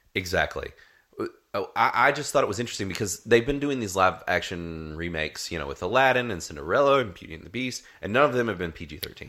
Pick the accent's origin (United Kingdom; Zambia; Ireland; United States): United States; North Carolina; accent: twang; if our twangs are slowly slipping out, then you might figure out that we're from North Carolina